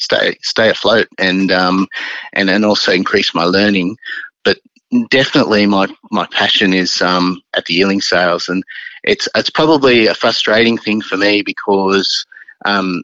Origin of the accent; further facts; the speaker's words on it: Sydney, New South Wales, Australia; moved away as an adult; now in Melbourne, Australia; growing up in Sydney, it's always your home